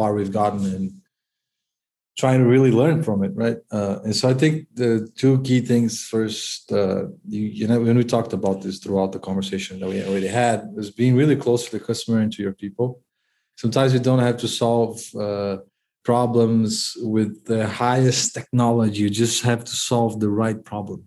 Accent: Brazil; I'm from Brazil

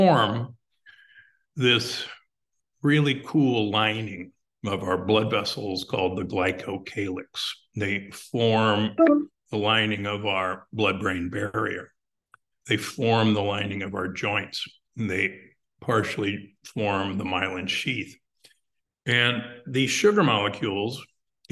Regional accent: Omaha, Nebraska, United States; I grew up in Omaha, Nebraska

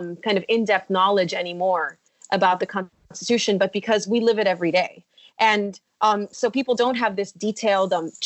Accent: Mexico; English is a second language; now in United States; I'm coming from Mexico

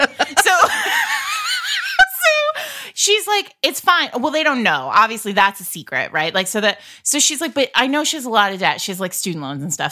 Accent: Rhode Island, United States; I grew up in Rhode Island where we, like, have the actual mob

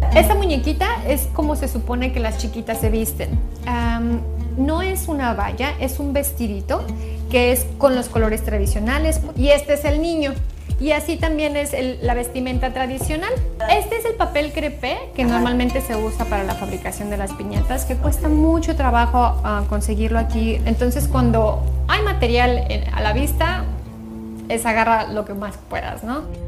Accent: Mexico; moved away as an adult; now in Qatar; en mi país

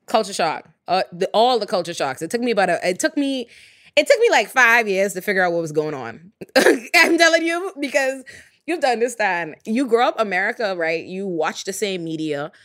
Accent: Nassau, New Providence, Bahamas; moved away as an adult; now in United States; I'm born and raised in the Bahamas, which is a black majority country

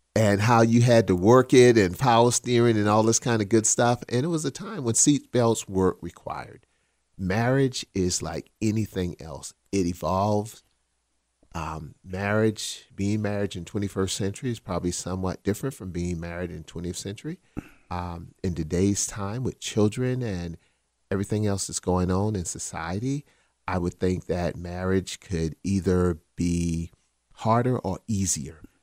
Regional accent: Charleston, South Carolina, United States; born or raised there; accent: South Carolina Geechee

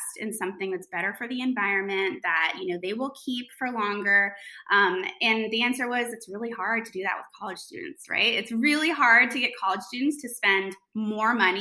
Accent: New York, United States; moved away as an adult; now in North Carolina, United States; I'm from New York. I went to high school in New York. I came down here for college

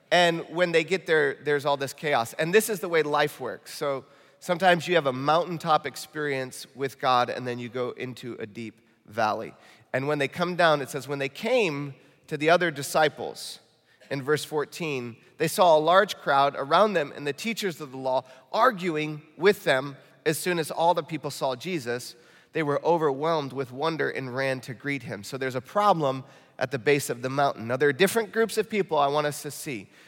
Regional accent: Michigan, United States; accent: Michigan; And uh, that just sounded like real Midwestern. My Michigan accent came out when I said valley.

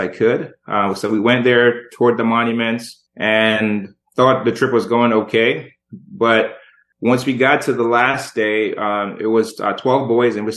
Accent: Jamaica; I was born in Jamaica

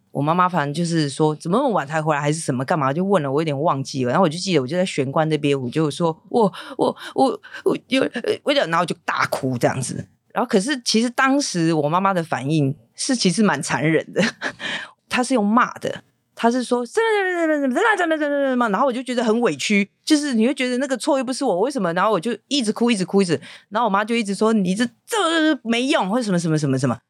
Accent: Taipei, Taiwan; also born or lived in Keelung / Hualien; 在上台北念小学

